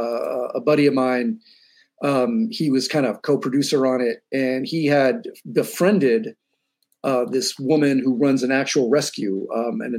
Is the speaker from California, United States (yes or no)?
yes; San Francisco, California, United States; moved away as an adult; now in Los Angeles, United States; Born and raised in San Francisco